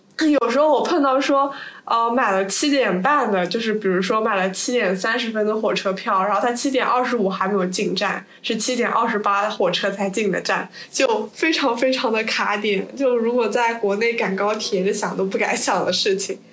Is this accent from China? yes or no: yes; Suzhou, Jiangsu, China; now in United Kingdom; 我是苏州的嘛，我们那边有个中外合办学校叫西郊利物浦